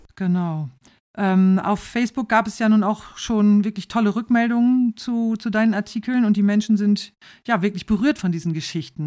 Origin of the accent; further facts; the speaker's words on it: Rhauderfehn, Lower Saxony, Germany; Ich bin in Klostermoor aufgewachsen, in Klostermoor im, im, in, in der Gemeinde Rauderfehn im Landkreis Leer